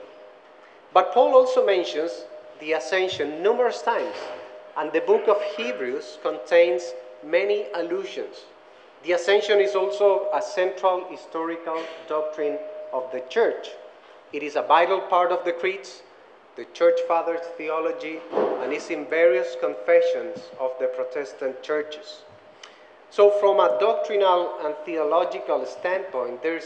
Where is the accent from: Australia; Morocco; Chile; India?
Chile; first language Spanish; English is a second language; moved away as an adult; also born or lived in Orlando, Florida; now in Greensboro, United States; I'm from Chile. I speak Spanish. I try to speak English